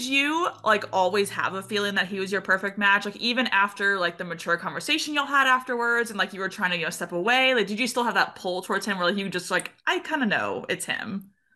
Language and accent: English; Texas, United States; accent: twang; now in Missouri, United States; I'm from Texas originally, and so whenever I go home, I live in Missouri now